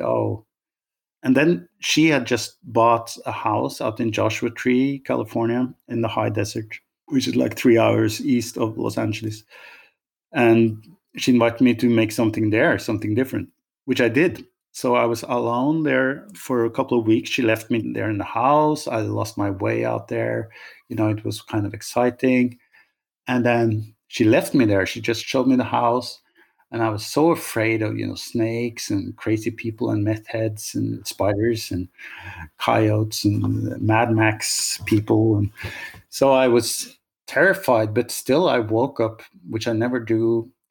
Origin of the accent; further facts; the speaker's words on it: Norway; moved away; also born or lived in Oslo; I'm from Norway